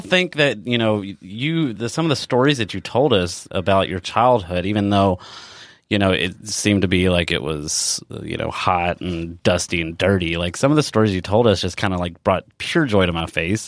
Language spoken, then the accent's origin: English; Elizabethtown, Kentucky, United States; moved away; I come from Elizabethtown, Kentucky, um, which is a very small town as well